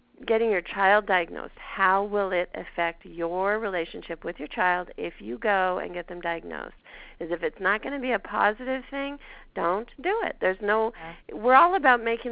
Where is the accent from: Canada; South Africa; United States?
Canada; accent: Canadian; my Canadian accent